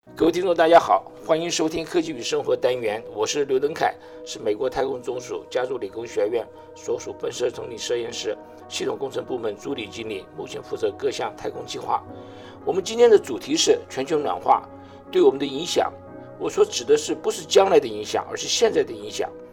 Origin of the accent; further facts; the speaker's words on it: Taiwan; moved away; 我， 我从台湾来